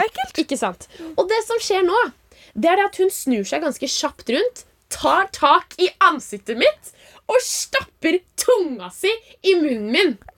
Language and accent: Norwegian; Oslo, Norway; moved away as an adult; now in Trondheim, Norway; var jeg jo hjemme i Oslo. Altså Jeg går jo på folkehøyskole i Trondheim, så jeg reiste jo hjem til Oslo